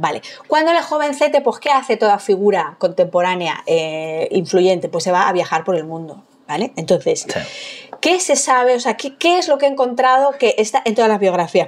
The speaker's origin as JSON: {"language": "Spanish", "town": "Madrid", "region": "Community of Madrid", "country": "Spain", "said": "yo soy de Madrid de, suburbio, de, de, barrio obrero."}